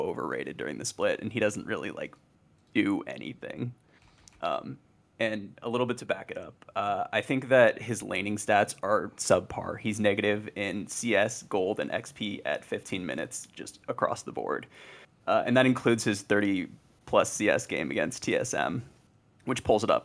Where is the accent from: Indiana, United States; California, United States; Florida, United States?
California, United States; San Jose; now in Charlotte, United States; San Jose, California, 'cause that's where I'm from originally